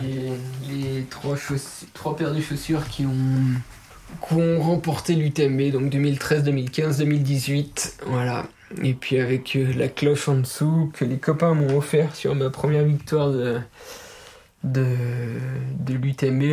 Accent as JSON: {"language": "French", "area": "Les Plans d'Hotonnes, southern Jura massif", "region": "Auvergne-Rhône-Alpes", "country": "France", "tie": "born or raised there", "also_born_or_lived": "Pontarlier", "moved": "as an adult", "lives_now": "Jougne, France", "said": "Moi je suis pas originaire euh, de Jung, hein, je viens de des plans d'automne, c'est une petite station de ski au sud du massif du Jura. J'ai vécu 20 ans là-bas, toute mon adolescence, mon enfance."}